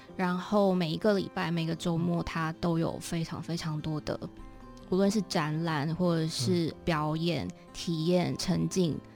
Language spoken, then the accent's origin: Chinese; Taichung, Taiwan; moved away as an adult; also born or lived in Kaohsiung / London; now in Taipei, Taiwan; 我是台中人，嗯。然后，呃，大学的时候，大学之前我都住在台中，嗯。那大学就到高雄去读书。嗯。那大学毕业后呢，上了台北，在台北工作，后来到伦敦